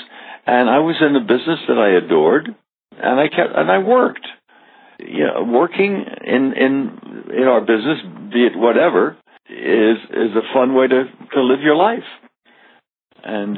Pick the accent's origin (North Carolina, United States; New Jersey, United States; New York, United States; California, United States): New York, United States; also born or lived in Huntington, West Virginia; I grew up in New York, when New York was a safe, wonderful city